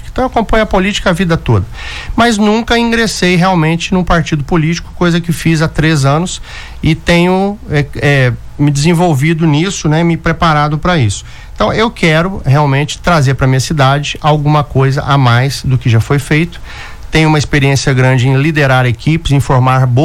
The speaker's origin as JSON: {"language": "Portuguese", "town": "Varginha", "region": "Minas Gerais", "country": "Brazil", "tie": "born or raised there", "moved": "as an adult", "said": "eu sou nascido e criado em Varginha, né? Sou varginhense. Morei no bairro Catanduvas, no bairro dos Pinheiros, na Vila Bueno, no bairro de Fátima. Fui criado no meio é, desses bairros"}